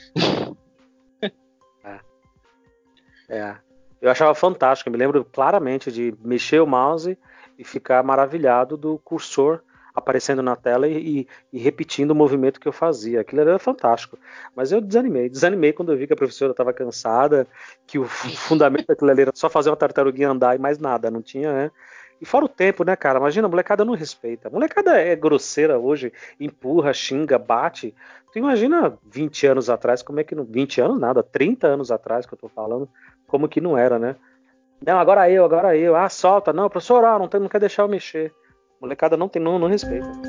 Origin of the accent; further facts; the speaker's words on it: São Paulo, Brazil; sou nordestino, mas eu vivi a vida inteira aqui em São Paulo